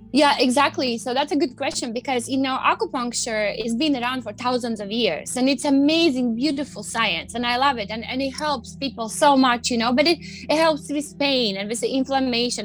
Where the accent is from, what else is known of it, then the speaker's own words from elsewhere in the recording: Latvia; moved away as an adult; now in United States; I grew up in Latvia